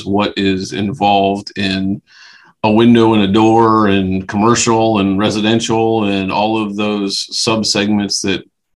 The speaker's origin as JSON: {"language": "English", "town": "Dillsburg", "region": "Pennsylvania", "country": "United States", "tie": "born or raised there", "said": "Always have been born and stayed in the South Central Pennsylvania area. Grew up in a little town called Dillsburg, Pennsylvania"}